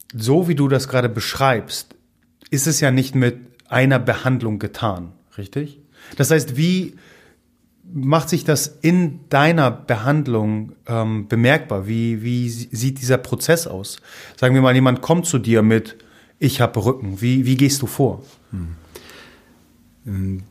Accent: Gdynia, Pomeranian Voivodeship, Poland; first language Polish; German is a second language; moved away; Also ich komme ja aus Gdynia

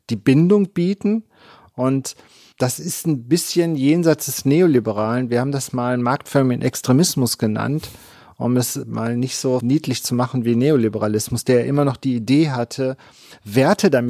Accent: East Germany, Germany; now in Bielefeld, Germany; ich nach Bielefeld gekommen bin, habe ich zur Verunsicherung meiner Studierenden immer gesagt, ich bin Ossi.

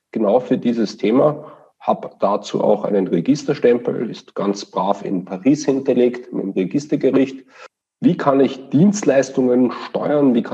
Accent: Vienna, Austria; now in Osnabrück, Germany; Das ist korrekt. Ich komme aus Wien und kann das auch nicht verleugnen.

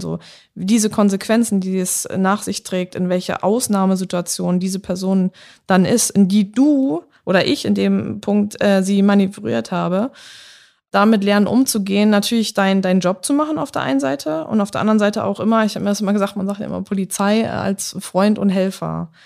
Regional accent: Germany; also born or lived in England; ich bin aus Deutschland.

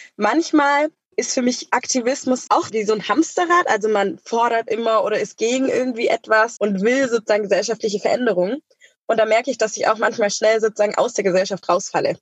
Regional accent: Germany; in Deutschland, da, wo ich aufgewachsen bin

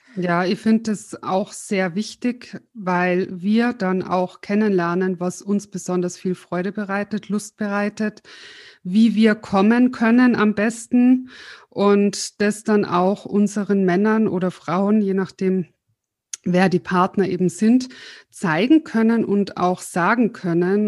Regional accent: Austria; wir sind beide aus Österreich. Wir haben im Vorgespräch schon voll dialektet

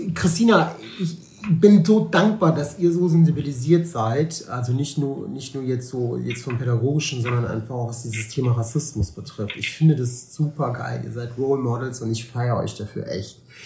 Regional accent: Cologne, North Rhine-Westphalia, Germany; Ich lebe gerne in Köln und ich lebe auch gerne hier in Deutschland. Ich bin hier geboren, ist meine Heimat.

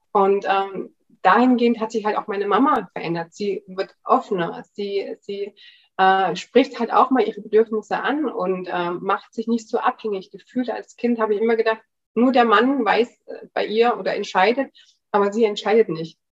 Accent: Germany; ich bin in der DDR aufgewachsen

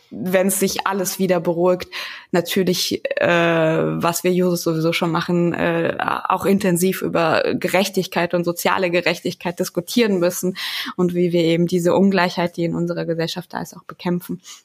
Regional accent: Wetteraukreis, Hesse, Germany; ich komme aus dem Wetteraukreis in Hessen

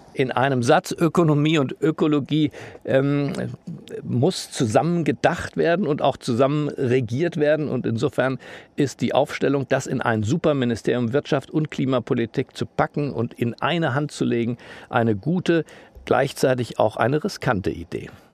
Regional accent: Germany; wir Deutschen

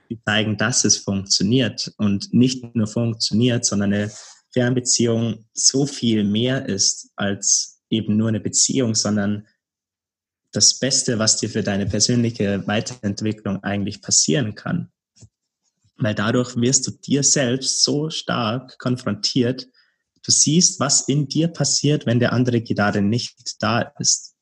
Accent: Bavaria, Germany; moved away as an adult; now in Berlin, Germany; in Bayern, in meiner Heimat

